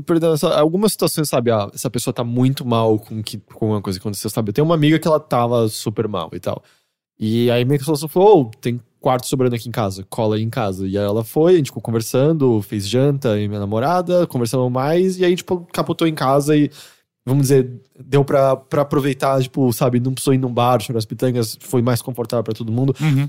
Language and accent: Portuguese; São Paulo, Brazil; eu nasci em São Paulo e sempre morei aqui.